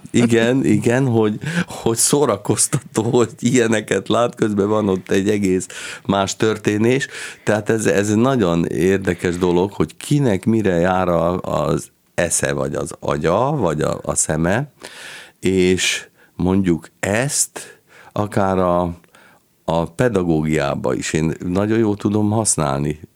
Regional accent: Kaposvár, Somogy, Hungary; moved away as an adult; én pedig már Kaposváron születtem, és ott is nőttem föl 18 éves koromig

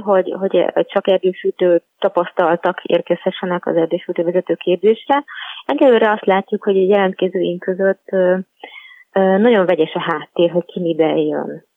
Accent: Budapest, Hungary; also born or lived in Pilis; egy budapesti városi lány vagyok, panelhátban nőttem fel

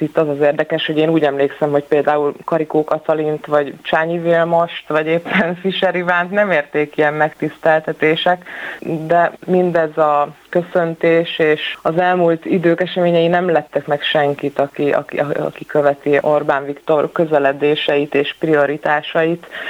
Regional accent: Szolnok, Jász-Nagykun-Szolnok, Hungary; szolnokiként, és lassan már magyar emberként

